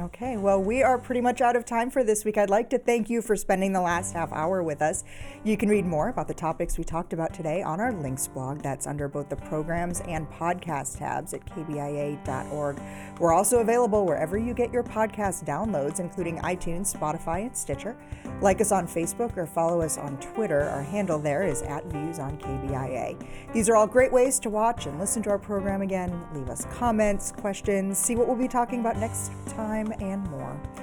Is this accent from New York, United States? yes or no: no; Illinois, United States; moved away as an adult; now in Missouri, United States; Growing up in Illinois, I thought that every state required Holocaust and genocide education in schools